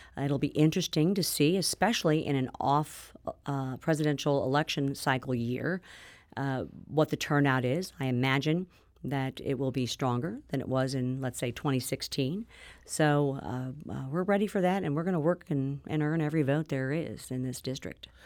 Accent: Missouri, United States; representing my hometown and Missouri's second district

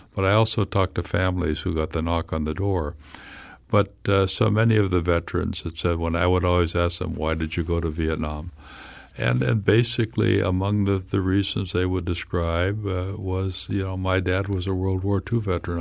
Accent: Glen, Illinois, United States; my hometown of Glen, Illinois, upriver from here

